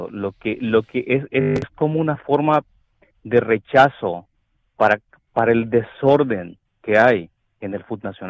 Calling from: Dallas, Texas, United States; Hola Alex … de Dallas.

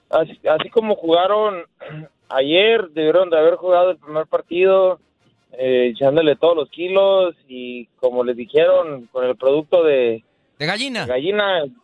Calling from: Phoenix, Arizona, United States; Habla …, acá de Phoenix, Arizona.

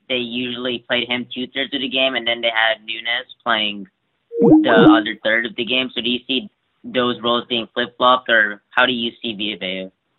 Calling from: California, United States; I'm from California.

